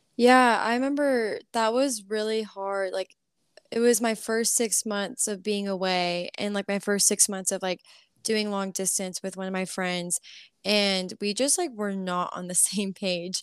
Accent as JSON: {"language": "English", "town": "College Station", "region": "Texas", "country": "United States", "tie": "born or raised there", "also_born_or_lived": "Florida", "moved": "as an adult", "lives_now": "Nashville, United States", "said": "I grew up in College Station"}